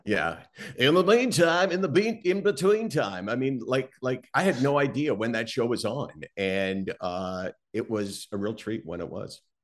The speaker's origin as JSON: {"language": "English", "town": "Toronto", "region": "Ontario", "country": "Canada", "tie": "born or raised there", "said": "I grew up in Toronto"}